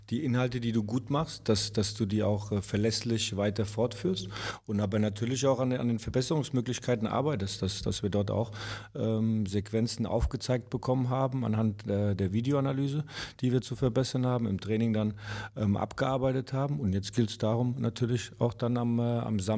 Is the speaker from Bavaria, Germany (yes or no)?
no; Mainz, Rhineland-Palatinate, Germany; Also ich bin äh, in Mainz geboren, Mainz aufgewachsen